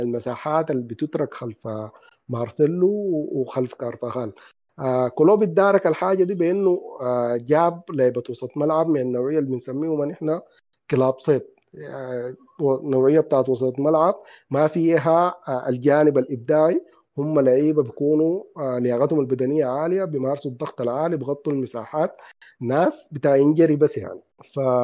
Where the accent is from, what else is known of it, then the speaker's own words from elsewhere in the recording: Sudan; عندنا في السودان